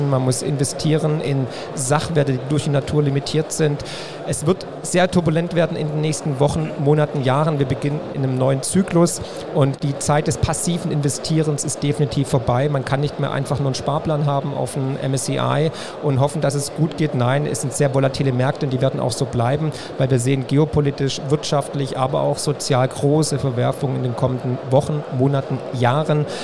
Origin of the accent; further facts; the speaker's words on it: Swabia, Baden-Württemberg, Germany; Als Schwabe.